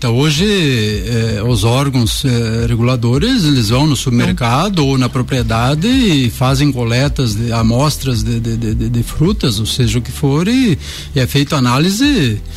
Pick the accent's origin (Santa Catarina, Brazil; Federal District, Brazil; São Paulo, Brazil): Santa Catarina, Brazil; Pinheiro Preto; moved away; also born or lived in Concórdia; eu sou de Pinheiro Preto.